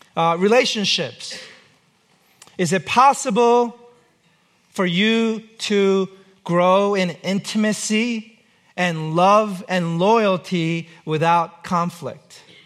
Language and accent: English; United States; I'm an American, I live here.